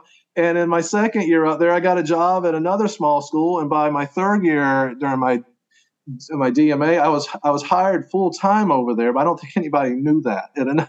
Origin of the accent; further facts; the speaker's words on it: Southeast, United States; I came from the Southeast. I went to Tennessee.